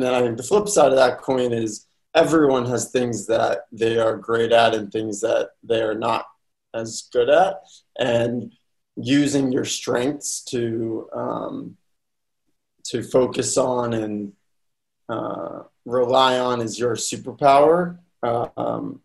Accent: Boston, Massachusetts, United States; I'm originally from Boston, Chestnut Hill to be exact

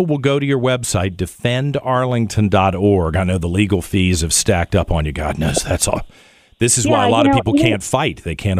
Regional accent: the South, United States; I'm a Southerner. I'm proud to be a Southerner. I have no problem with being a Southerner.

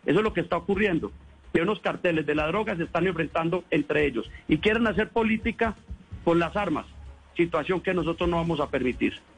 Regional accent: Colombia; nosotros como gobierno colombiano

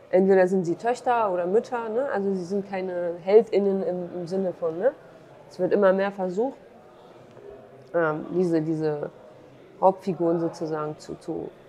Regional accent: Duhok, Kurdistan Region, Iraq; den Film in meiner Heimatstadt Dohuk zu zeigen

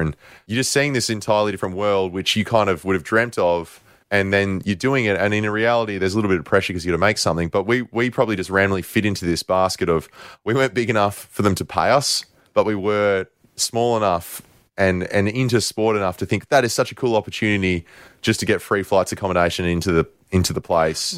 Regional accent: Australia; we're Australian

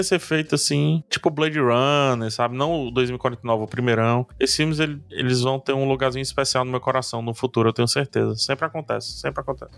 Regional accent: Ceará, Brazil; accent: strong accent; vocês viram que eu tenho um sotaque bem forte, né? Assim, tipo, vocês estão ligados que eu sou daqui do Ceará

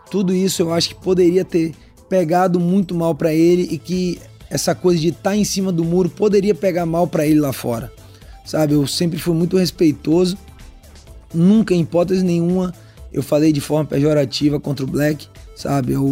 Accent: João Pessoa, Paraíba, Brazil; born there; also born or lived in Salvador; eu sou meio paraibano, meio baiano, né? Porque nasci em João Pessoa, morei muito tempo lá em Salvador.

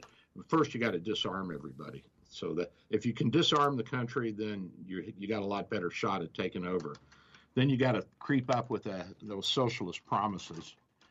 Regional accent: Kentucky, United States; 90 of 120 counties when I was growing up in Kentucky were dry.

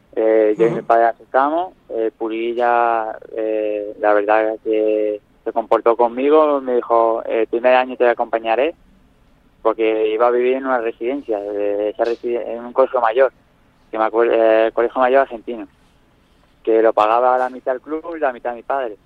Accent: Nerja, Andalusia, Spain; Nerja, mi pueblo

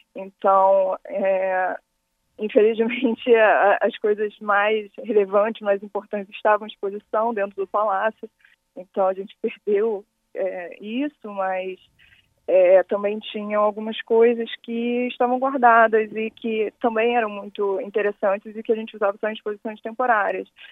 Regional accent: Rio de Janeiro, Brazil; Eu sou do Rio, sou carioca.

